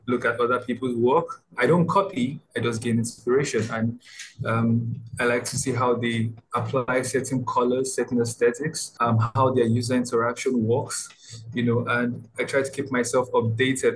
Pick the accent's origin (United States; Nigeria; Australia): Nigeria; I'm from Nigeria.